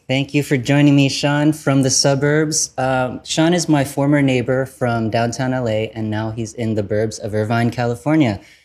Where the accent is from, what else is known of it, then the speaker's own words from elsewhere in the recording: Vietnam; I'm from Vietnam and not China